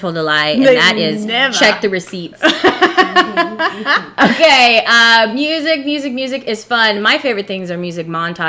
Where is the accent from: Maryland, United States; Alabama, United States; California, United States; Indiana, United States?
California, United States; I'm from California.